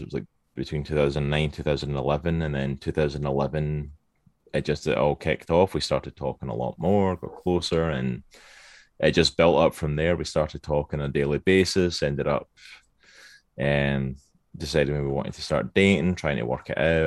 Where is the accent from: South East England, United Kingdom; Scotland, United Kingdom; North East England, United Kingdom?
Scotland, United Kingdom; accent: Scottish; moved away as an adult; now in Virginia, United States; originally from Scotland. That's the accent you can hear. I am Scottish, born and bred